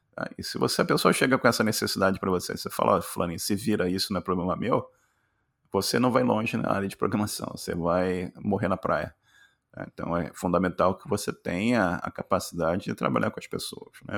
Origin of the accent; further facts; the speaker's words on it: Rio de Janeiro, Brazil; moved away as an adult; now in Canada; eu, nasci no Rio de Janeiro, classe, classe média